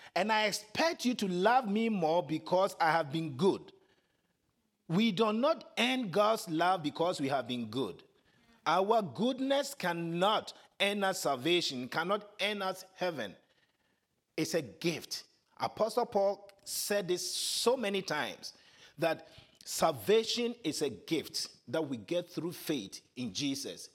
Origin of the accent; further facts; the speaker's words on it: Ghana; accent: African; first language Twi; English is a second language; moved away; my first language, Chi, T-W-I